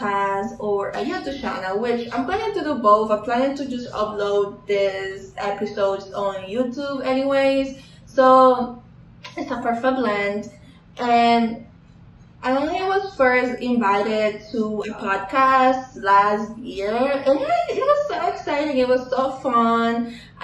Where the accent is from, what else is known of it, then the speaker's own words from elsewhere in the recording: Dominican Republic; now in North Carolina, United States; I was born and raised in Dominican Republic.